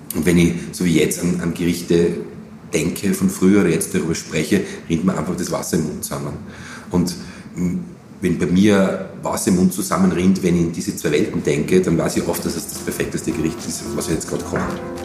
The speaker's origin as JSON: {"language": "German", "town": "Graz", "region": "Styria", "country": "Austria", "tie": "born or raised there", "moved": "yes", "lives_now": "Vienna, Austria", "said": "als Grazer, als Steirer"}